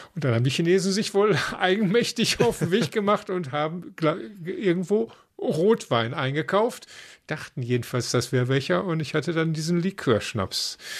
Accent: Dortmund, North Rhine-Westphalia, Germany; wir als Dortmunder

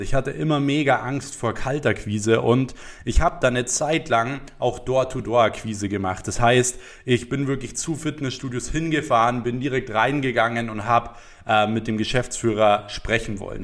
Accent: Germany; bei uns in Deutschland

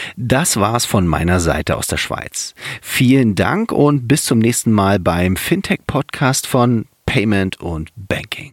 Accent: Germany; now in Switzerland; mir als Deutscher, der immer noch auch hier mit seinem deutschen Konto rumhantiert

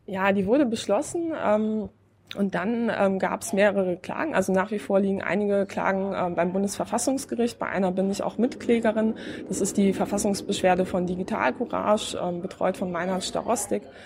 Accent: Poland; now in Berlin, Germany; ich komme ja aus Polen

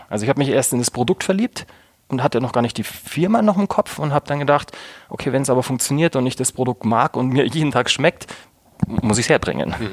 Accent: Munich, Bavaria, Germany; Ich bin Münchner Kindle, aufgewachsen, geboren in München.

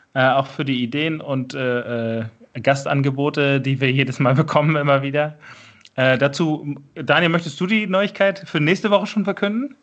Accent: Schleswig-Holstein, Germany; ist für mich halt mein, mein Heimatbundesland

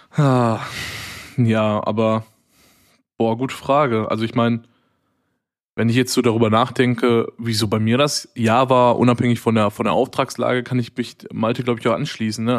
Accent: Waltrop, North Rhine-Westphalia, Germany; now in Cologne, Germany; ich komme ja eigentlich aus der Nähe von Dortmund. Das, sind, das nennt sich Waltrop.

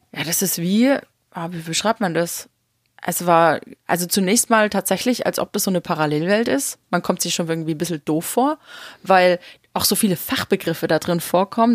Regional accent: East Germany, Germany; ich bin noch in der DDR geboren

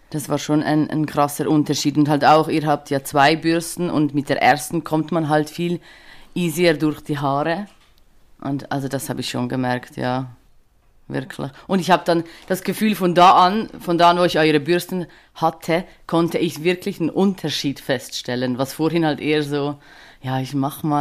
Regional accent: Switzerland; ich komme aus der Schweiz, wie man vielleicht äh, nicht überhören kann.

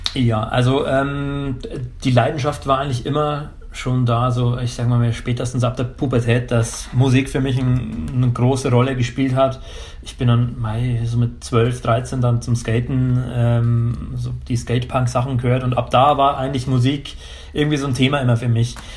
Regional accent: Pfarrkirchen, Bavaria, Germany; in der Heimat, also in Pfarrkirchen, Niederbayern, also Rottal Inn, der Landkreis, wo ich herkomme

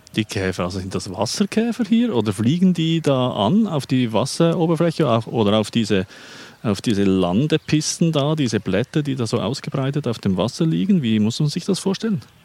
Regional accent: Lake Pfäffikon, Zurich, Switzerland; Das ist meine Heimat, der Pfäffiker See

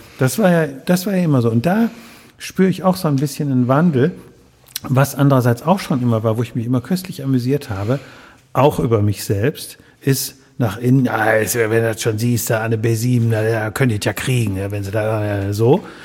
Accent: Wuppertal, North Rhine-Westphalia, Germany; in Barmen. Born and raised

